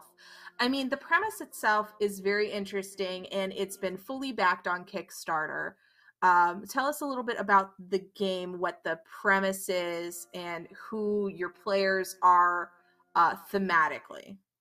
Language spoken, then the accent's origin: English; Netherlands; I grew up in the Netherlands